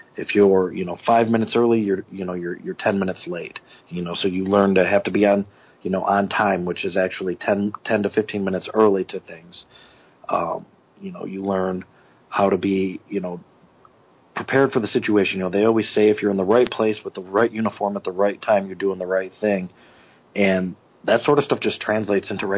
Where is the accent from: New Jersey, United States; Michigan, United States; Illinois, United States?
Michigan, United States; Flint; also born or lived in Montrose, Michigan; I'm originally from Flint, Michigan. Went to school there